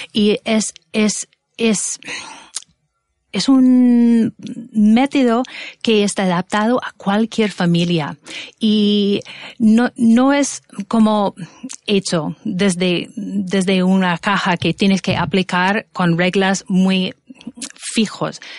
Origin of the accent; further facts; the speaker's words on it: Minnesota, United States; Spanish is a second language; moved away; soy de Estados Unidos y en concreto de Minnesota